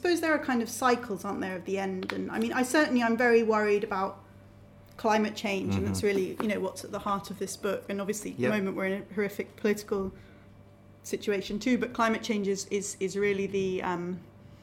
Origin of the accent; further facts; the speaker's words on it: Cambridge, East of England, United Kingdom; also born or lived in Manchester; I feel like I'm from Cambridge because mm-hmm. I've lived in Cambridge for the vast majority of my life